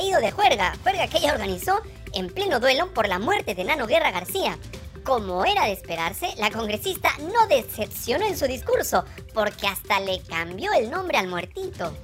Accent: Peru; Esta es mi tierra, así es mi Perú.

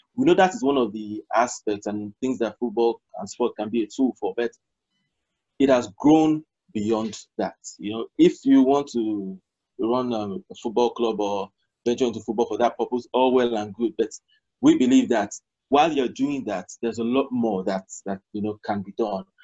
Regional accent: Nigeria; I'm Nigerian, born and bred

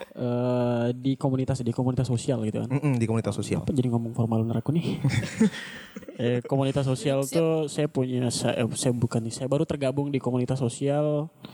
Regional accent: Sintang, West Kalimantan, Indonesia; now in Pontianak, Indonesia; saya dari Sintang.

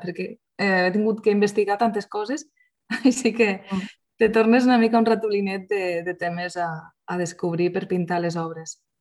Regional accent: Lleida, Catalonia, Spain; soc lleidatana de pura cepa

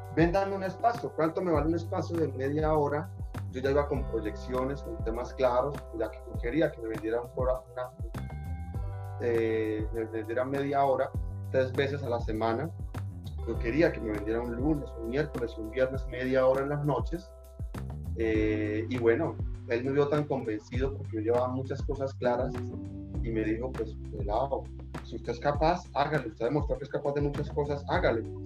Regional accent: Barrancabermeja, Santander, Colombia; soy de Barranca Bermeja

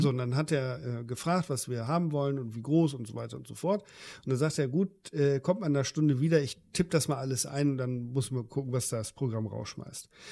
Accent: Germany

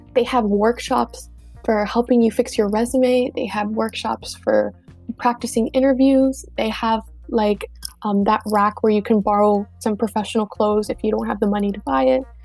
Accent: Miami, Florida, United States; I'm from Miami and I am Cuban

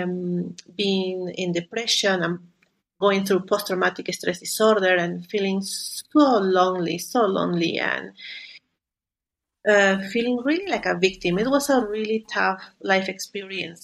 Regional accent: Lima, Peru; moved away; also born or lived in Canada; I am from Peru. I grew up in Lima

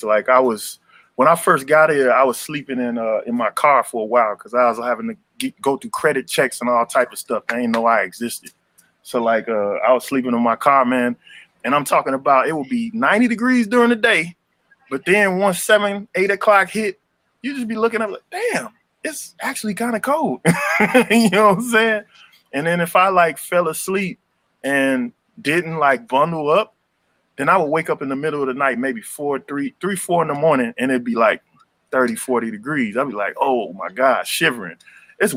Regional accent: Chicago, Illinois, United States; moved away; I'm from South Shore over there

